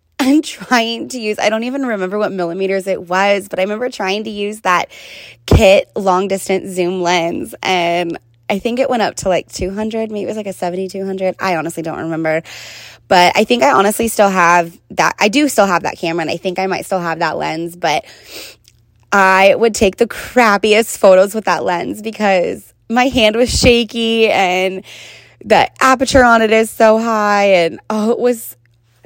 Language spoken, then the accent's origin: English; Oakley, California, United States; I grew up in Oakley, which is probably like the smallest town at that time, one of the smallest towns in East Contra Costa County.